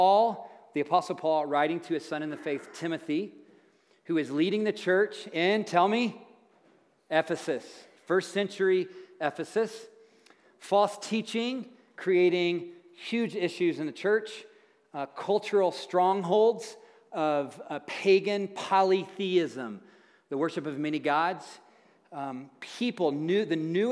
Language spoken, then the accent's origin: English; Tennessee, United States; moved away; I'm a farm boy from Tennessee where they say things like, all y'all